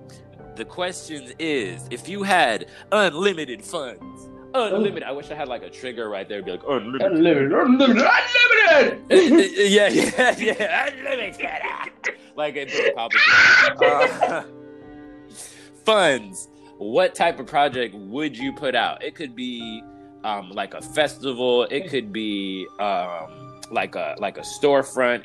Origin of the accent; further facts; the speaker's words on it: Los Angeles, California, United States; I grew up in South Central Los Angeles when gang warfare was like at an all-time high